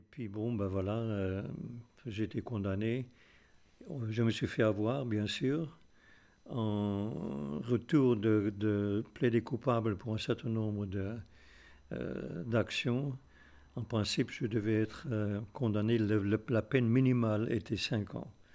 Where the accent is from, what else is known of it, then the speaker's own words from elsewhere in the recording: South Africa; moved away as an adult; J'ai quitté l'Afrique du Sud euh, à peine 20 ans